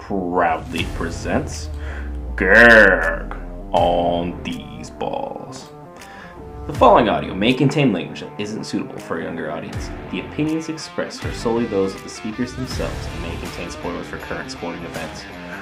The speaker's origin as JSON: {"language": "English", "region": "Washington", "country": "United States", "said": "I'm from Washington, we don't have a franchise."}